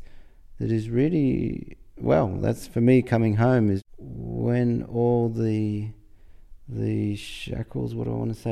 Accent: Australia; I think this is an important aspect of being Australian. I guess it's not true that we don't have our own pretensions, but it feels like this anyway.

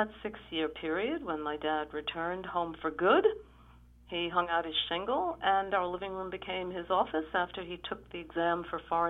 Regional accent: New York City, New York, United States; I was born in Brooklyn.

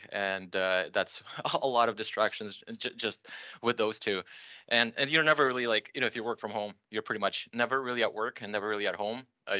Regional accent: Belarus; now in Toronto, Canada; So I'm originally from Belarus. My parents in the 90s decided that they don't want to live in that country anymore.

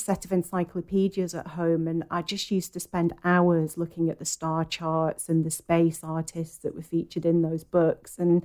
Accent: Lancashire, North West England, United Kingdom; now in Oxfordshire, United Kingdom; And I am from Lancashire originally, but I now live in Oxfordshire.

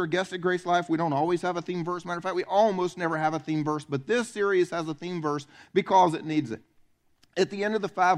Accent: the South, United States; I'm from the South

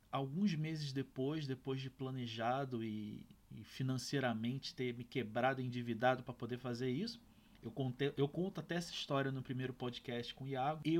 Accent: Rio de Janeiro, Brazil; eu tinha meus 23, 24 anos, morava na casa dos meus pais, eu sou do Rio de Janeiro

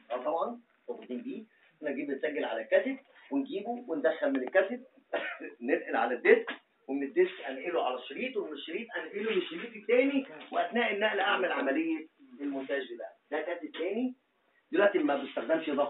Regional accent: Egypt; احنا عندنا في مصر

